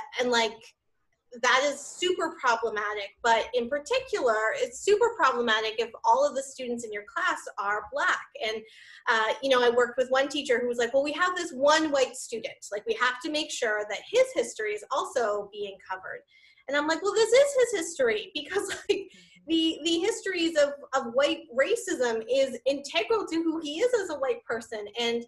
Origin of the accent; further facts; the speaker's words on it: Canada; Canadian, regardless of my racial or ethnic or cultural affiliations. I just want to be understood as Canadian first.